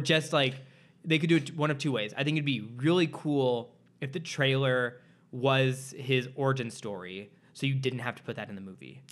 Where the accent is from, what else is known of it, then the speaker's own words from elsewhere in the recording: Midwest, United States; now in Los Angeles, United States; I'm also from the Midwest